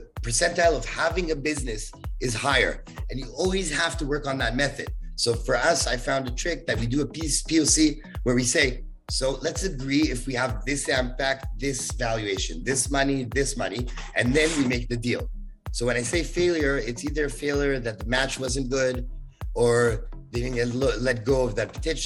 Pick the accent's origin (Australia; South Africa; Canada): Canada; I'm too Canadian